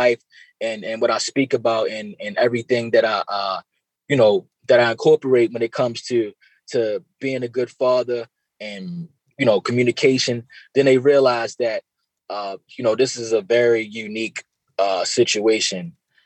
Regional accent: Baltimore, Maryland, United States; growing up in Baltimore and not really having that father figure

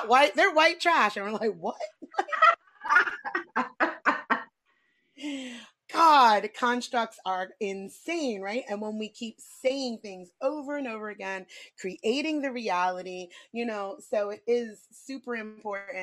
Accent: New York City, New York, United States; I grew up in New York City

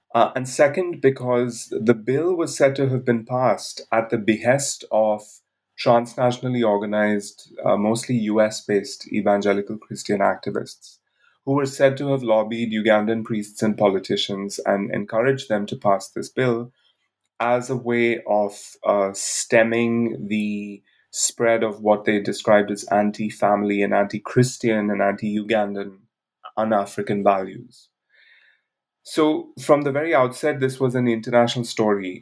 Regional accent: India; moved away as an adult; also born or lived in Bangalore; I grew up in India where I lived till the age of 23

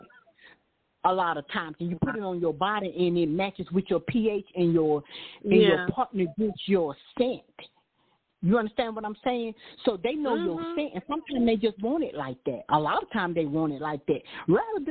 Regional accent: Deep South, United States; when we're growing up in the Deep South

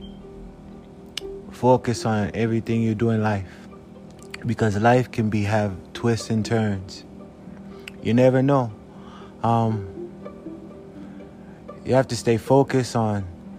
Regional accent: South Africa; moved away as an adult; now in United States; I'm from South Africa

